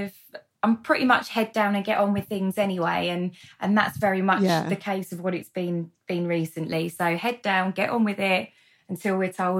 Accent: London, United Kingdom; So born and bred in London and then moved around a fair bit

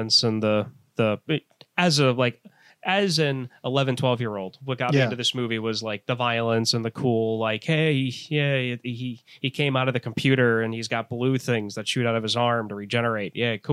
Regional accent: St. Louis, Missouri, United States; growing up in St. Louis and being a huge baseball fan

